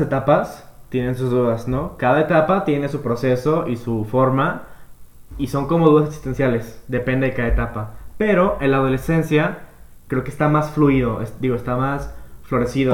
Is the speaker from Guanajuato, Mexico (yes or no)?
no; Guadalajara, Jalisco, Mexico; Yo también soy tapatío de aquí, de Guadalajara, ah, Jalisco